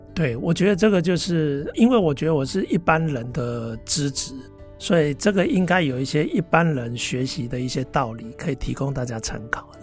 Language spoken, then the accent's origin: Chinese; Taiwan; moved away as an adult; also born or lived in United States; 我们就回来台湾